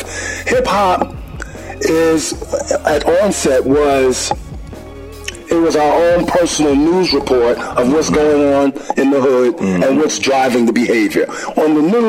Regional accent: New York City, New York, United States; I grew up in the Bronx, and I was about 11 years old

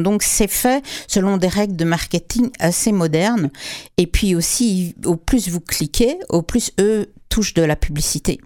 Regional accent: Quebec, Canada; chez nous au Québec

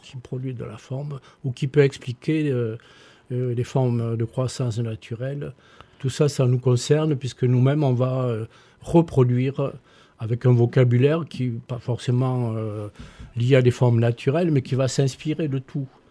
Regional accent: Toulouse, Occitania, France; moved away; also born or lived in Montpellier; je suis né rue Miramar

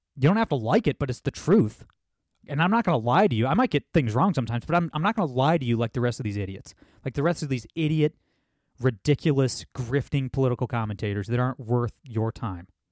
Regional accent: Ohio, United States; my home state of Ohio

